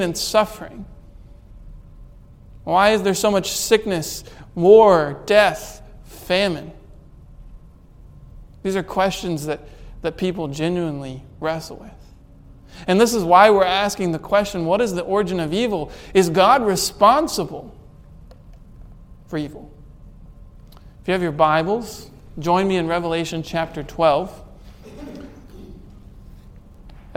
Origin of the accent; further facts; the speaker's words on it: United States; as American citizens